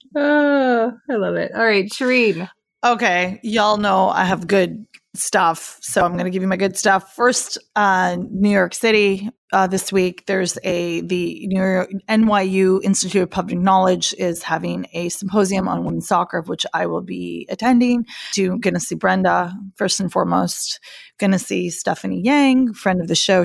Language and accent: English; Pakistan; I'm from Pakistan